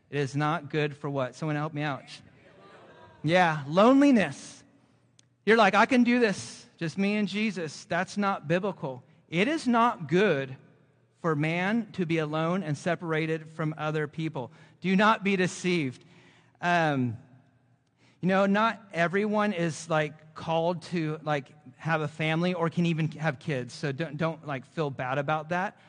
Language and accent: English; Central Coast of California, United States; moved away; also born or lived in Florida; I'm originally from the Central Coast of California, and we lived in Florida for fifteen years